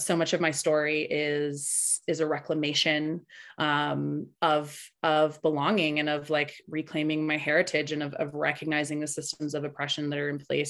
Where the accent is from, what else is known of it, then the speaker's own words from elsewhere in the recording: Tahoe, California, United States; first language Spanish; also born or lived in Berkeley, California; I was born in Berkeley, Ohlone land, and I currently live in Tahoe, which is Washishu or Washo land, and have lived here most of my life